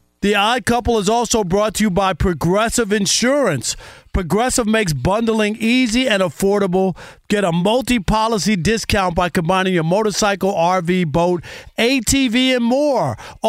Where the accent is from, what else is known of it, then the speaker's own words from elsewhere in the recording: New York, United States; And as a kid growing up in New York, and you go to barbershop, sports talk.